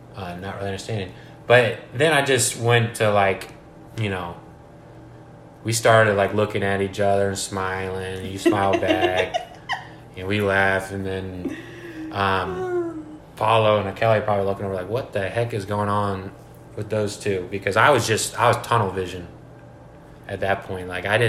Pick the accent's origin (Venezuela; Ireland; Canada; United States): United States; I'm from the United States